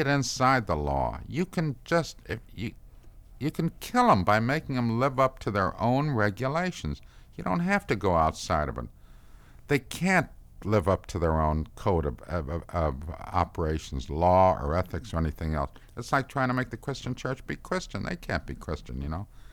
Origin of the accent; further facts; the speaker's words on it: Chicago, Illinois, United States; I'm from Chicago